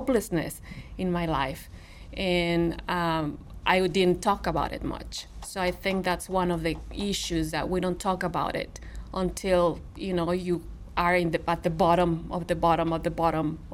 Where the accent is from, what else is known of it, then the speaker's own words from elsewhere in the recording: Monterrey, Nuevo León, Mexico; English is a second language; now in Missouri, United States; I'm from Monterrey, Mexico, a big city